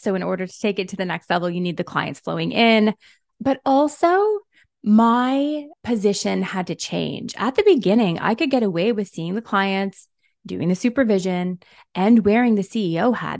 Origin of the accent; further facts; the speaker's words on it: Canada; also born or lived in Toronto; I am Canadian. I'm in Toronto